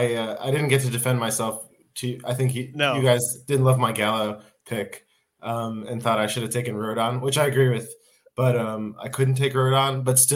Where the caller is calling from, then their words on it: Finland; I'm in Finland. I was in U.S. Visiting family last week